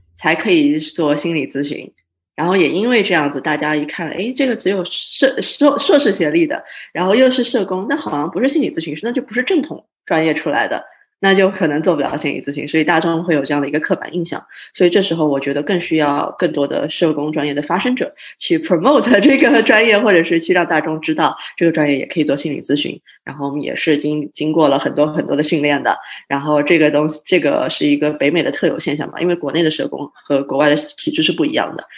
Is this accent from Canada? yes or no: yes; Canada; 我自己是算是比较小的时候在加拿大长大的，然后加拿大算是我的家